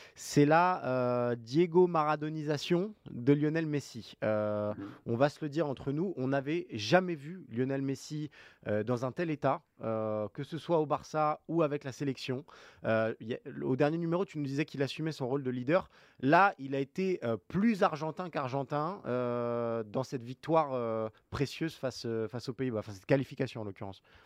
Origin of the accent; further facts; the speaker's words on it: France; nous, en tant que Français